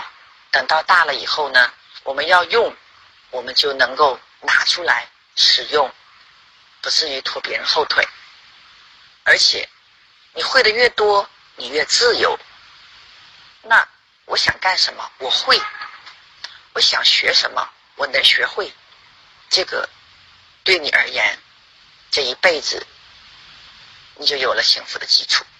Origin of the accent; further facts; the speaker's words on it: Qingdao, Shandong, China; 谢谢大家，我是来自青岛的